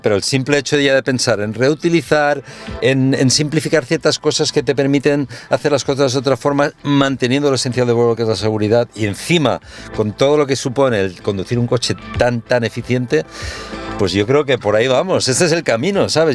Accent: Castelldefels, Catalonia, Spain; me crié aquí en Castelldefels

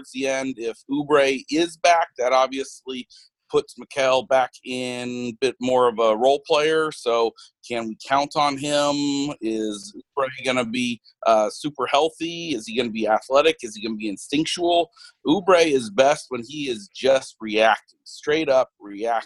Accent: Arizona, United States; Growing up in Arizona, I fell in love with the Suns.

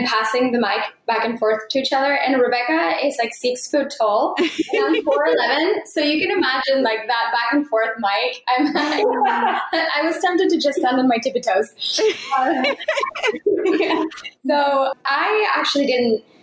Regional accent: Mexico; born or raised there; moved away

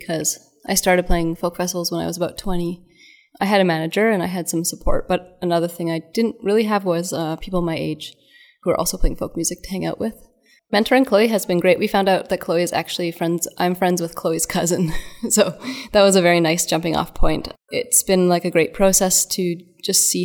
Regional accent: Calgary, Alberta, Canada; moved away as an adult; also born or lived in Vancouver / Germany / Montreal; now in Victoria, Canada; I grew up on Treaty 7 territory, which is Calgary.

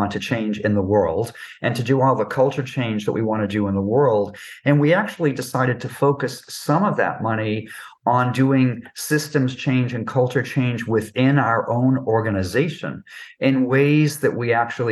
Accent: New York, United States; I'm a New Yorker

